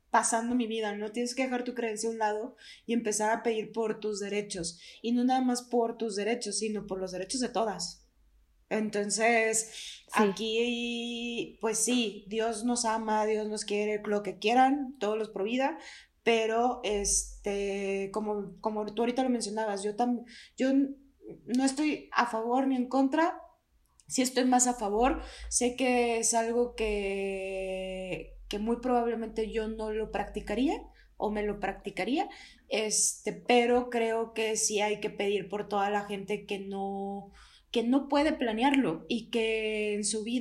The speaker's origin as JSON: {"language": "Spanish", "region": "Durango", "country": "Mexico", "said": "yo también soy de Durango, pero no vivo en Durango"}